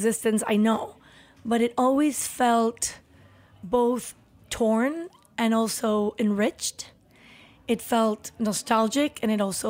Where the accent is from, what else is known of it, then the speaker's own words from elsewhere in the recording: Chihuahua, Mexico; born there; So I was born in Chihuahua, where my parents had built a house in the outskirts, in the really slummy part of Chihuahua, in the worst neighborhood